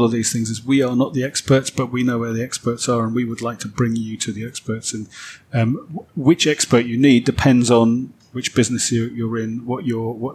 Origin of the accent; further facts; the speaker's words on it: London, United Kingdom; moved away as an adult; now in France; where I grew up in North London